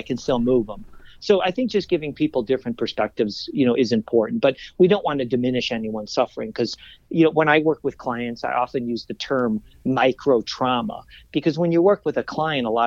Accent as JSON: {"language": "English", "town": "Chicago", "region": "Illinois", "country": "United States", "tie": "born or raised there", "moved": "yes", "said": "Grew up in Chicago. Midwest boy."}